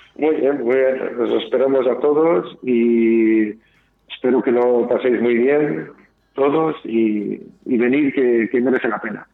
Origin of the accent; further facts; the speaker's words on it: Portugal; moved away as an adult; now in Bilbao, Spain; yo soy de Portugal